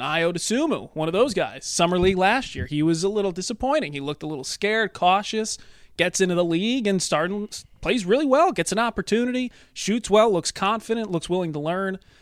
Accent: Midwest, United States; as a Midwesterner

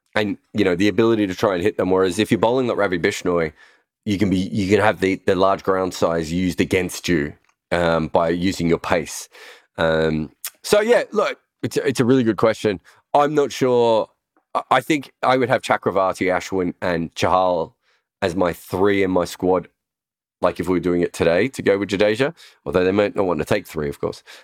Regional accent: Australia; moved away as an adult; now in United Kingdom; being an Australian who's moved to the U K

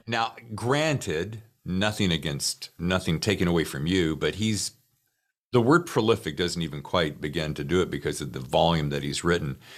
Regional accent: Charlotte, North Carolina, United States; I'm from North Carolina. I'm from uh, Charlotte area

